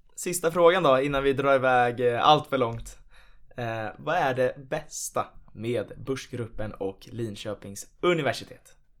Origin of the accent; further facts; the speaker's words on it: Nacka, Stockholm County, Sweden; Jag är ju från Nacka i Stockholm